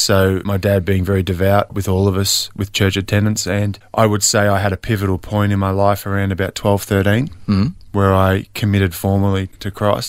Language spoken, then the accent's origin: English; Lilydale, Victoria, Australia; So born and bred in Lilydale, Melbourne, Australia.